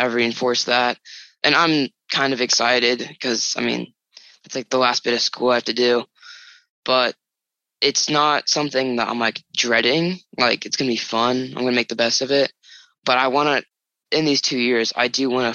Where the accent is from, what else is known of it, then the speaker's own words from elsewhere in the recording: San Diego, California, United States; a community college up right next to my house. It's Mesa College